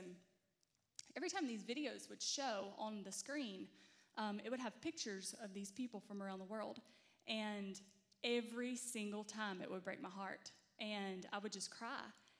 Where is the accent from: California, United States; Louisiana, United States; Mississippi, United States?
Mississippi, United States; moved away as an adult; we are from Mississippi originally. We had never really traveled anywhere or done anything. We both grew up in really small Southern Baptist churches